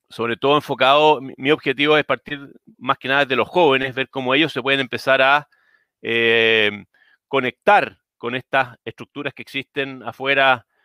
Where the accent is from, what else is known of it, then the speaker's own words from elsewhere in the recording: Chile; born there; Yo de partida no, nací en Chile, mis padres son inmigrantes, o sea, mi padre es inmigrante, todos mis abuelos son inmigrantes